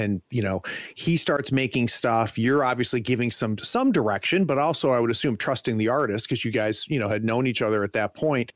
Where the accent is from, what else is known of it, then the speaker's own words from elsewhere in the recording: United States; As an American